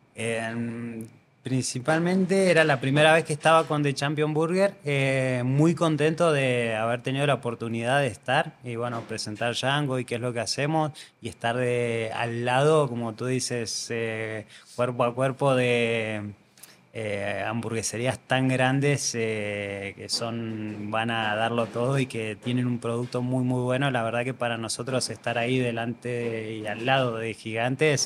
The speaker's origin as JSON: {"language": "Spanish", "country": "Argentina", "moved": "yes", "lives_now": "Andorra", "said": "Yo soy argentino y tenemos una forma de ser muy, muy calurosa"}